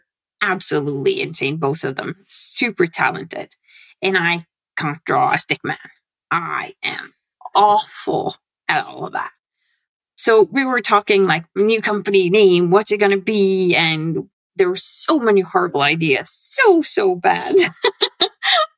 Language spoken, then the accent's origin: English; Norway; I come from Norway